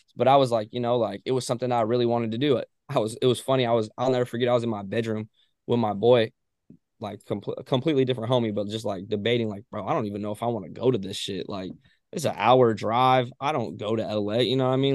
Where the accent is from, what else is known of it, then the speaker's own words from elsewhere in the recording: Ojai, California, United States; I'm from Ojai, California